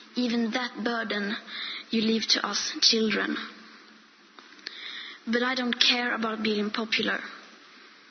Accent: Sweden; I am 15 years old and I'm from Sweden

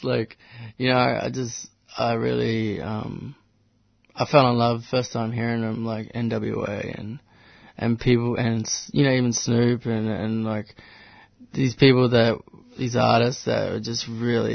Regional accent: Katherine, Northern Territory, Australia; also born or lived in Fraser Island, Queensland; now in Melbourne, Australia; I grew up in the Northern Territory in the small town of Katherine

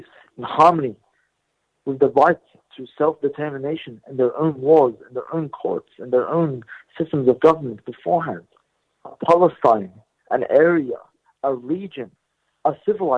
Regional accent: Australia; I was born here in Australia

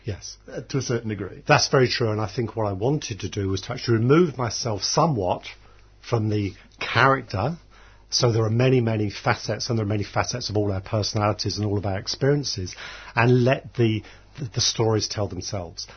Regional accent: Dublin, Leinster, Ireland; I was born in Dublin.

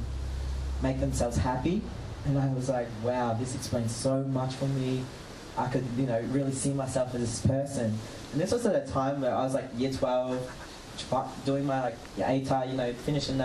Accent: Townsville, Queensland, Australia; moved away as an adult; now in Melbourne, Australia; I come from North Queensland

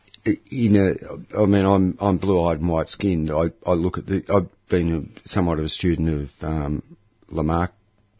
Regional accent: Camberwell, Victoria, Australia; also born or lived in Fitzroy, Melbourne; We grew up around Camberwell. And, but then, you know, once I fled the nest, I ended up living around the inner city of Melbourne and stayed that way ever since

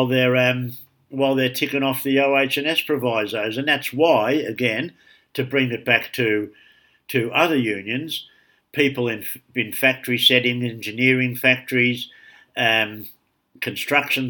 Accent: Sydney, New South Wales, Australia; growing up in Darlinghurst

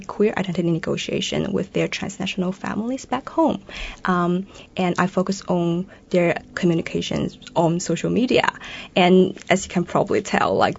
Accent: China; now in Melbourne, Australia; So I'm originally from China. I'm a Chinese queer female researcher in now Melbourne

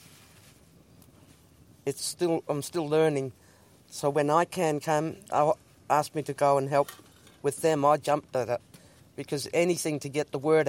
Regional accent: Koonibba Mission, South Australia, Australia; now in Ceduna, Australia; I was born on the Kuniba Mission in 1951.

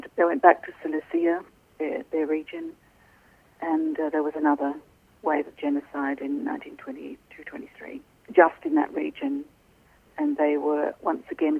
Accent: Australia; growing up in Australia

